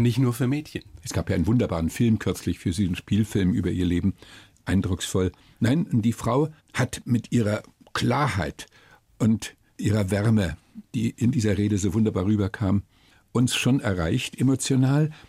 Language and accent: German; Germany; Bei uns in Deutschland